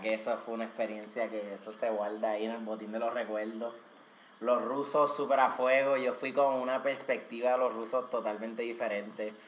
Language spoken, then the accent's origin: Spanish; Puerto Rico; nosotros los boricuas